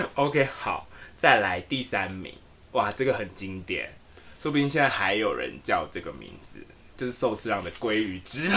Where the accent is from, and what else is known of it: Taiwan